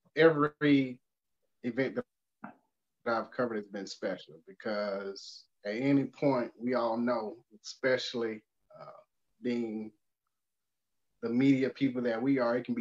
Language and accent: English; Columbus, Georgia, United States; Growing up in Columbus, Georgia, which was only 30 miles from Auburn, all of the family was primarily Auburn fans.